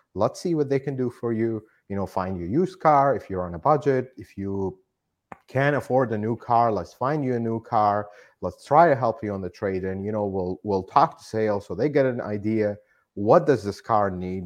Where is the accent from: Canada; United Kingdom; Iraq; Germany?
Iraq; moved away as an adult; now in United States; I am not originally from here. I'm from Iraq. I immigrated here